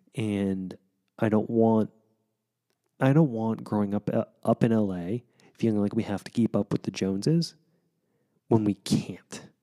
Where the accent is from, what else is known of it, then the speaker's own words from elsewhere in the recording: Wichita, Kansas, United States; moved away; which made Wichita my hometown